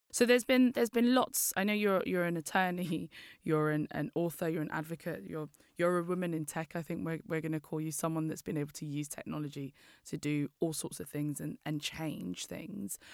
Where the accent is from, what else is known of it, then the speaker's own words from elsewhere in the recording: London, United Kingdom; I'm from East London